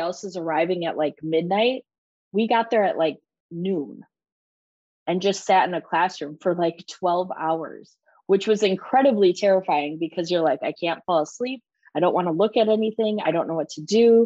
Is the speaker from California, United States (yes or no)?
no; Milwaukee, Wisconsin, United States; moved away; I'm originally from the Milwaukee area. So up in Wisconsin, just over the border.